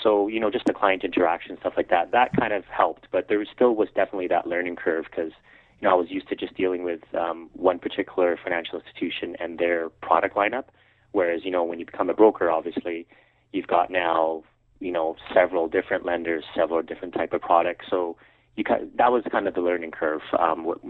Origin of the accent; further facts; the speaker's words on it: Calgary, Alberta, Canada; I was born and raised in Calgary